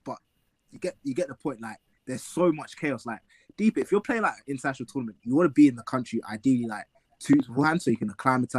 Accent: England, United Kingdom; I'm obviously Nigerian, born in England, like, I still kept my roots with Nigeria, through my friends.

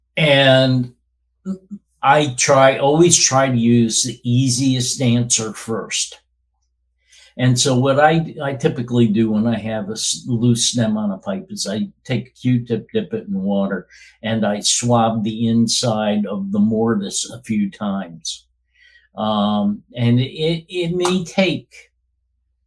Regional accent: Albany, New York, United States; moved away as an adult; I grew up in the Albany, New York area, lived there until 10 years ago

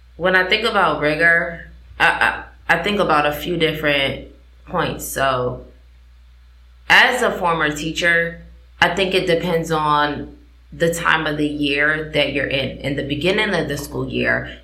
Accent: New Haven, Connecticut, United States; moved away; also born or lived in West Coast; I come from New Haven, Connecticut, Achievement First

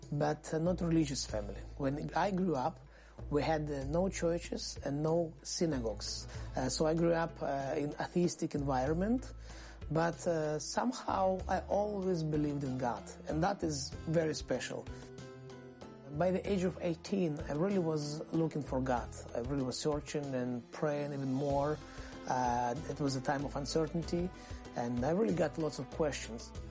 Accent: Crimea, Ukraine; now in Israel; I was born in Crimea, uh, in Soviet Union, and of course, I grew up with a dream to leave Soviet Union one day and to go to free world and uh, to come to Israel.

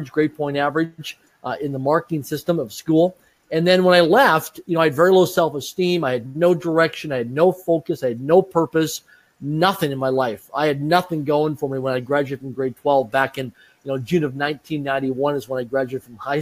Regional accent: Swift Current, Saskatchewan, Canada; I grew up in Swift Current, Saskatchewan, Canada, small rural community of less than 20,000 people in population.

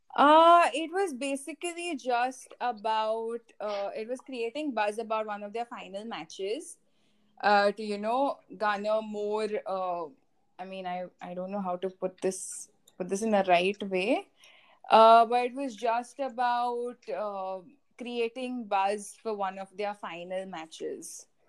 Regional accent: India; I'm from India primarily

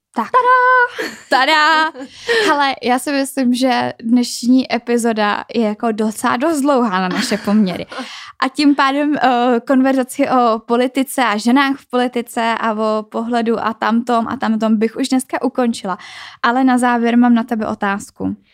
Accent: Czechia; u nás v České republice

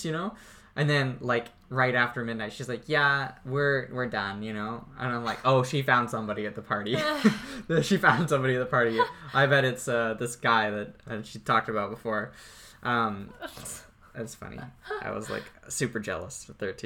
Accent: Courtenay, British Columbia, Canada; when I was growing up in Courtney, there was a school at the end of the street

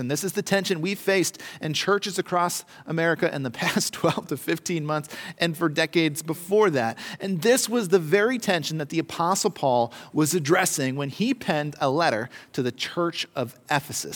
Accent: United States; as Americans

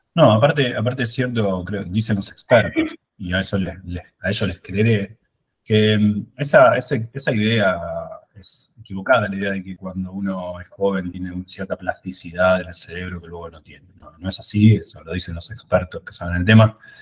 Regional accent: Buenos Aires, Argentina; moved away; Yo soy de Buenos Aires.

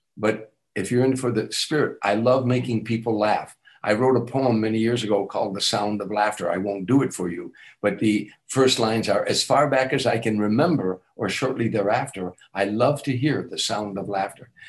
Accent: Chicago, Illinois, United States; moved away as an adult; I'm from Chicago

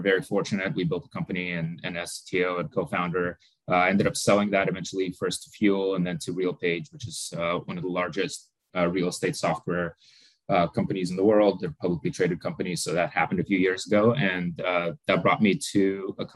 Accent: Moldova; moved away; I was born in Moldova back when it was part of the former Soviet Union. Actually, kind of born and grew up in a tiny little village with no technology whatsoever

